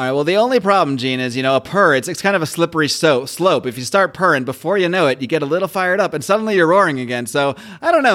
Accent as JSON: {"language": "English", "region": "Connecticut", "country": "United States", "tie": "born or raised there", "said": "I grew up in Connecticut, not not far from New York City, about an hour away"}